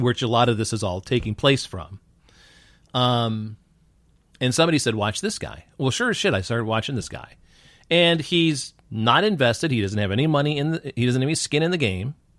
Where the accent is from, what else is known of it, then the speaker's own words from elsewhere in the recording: Newark, New York, United States; moved away; also born or lived in Rochester, New York; if I say Newark, New York, everybody thinks it's Newark, New Jersey. So I just say Rochester, New York